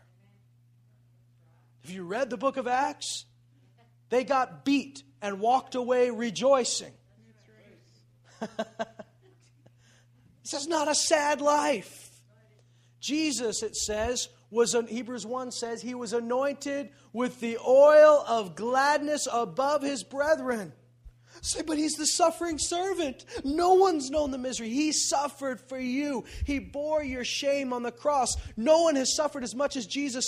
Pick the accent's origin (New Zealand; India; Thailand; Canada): Canada; we're Canadian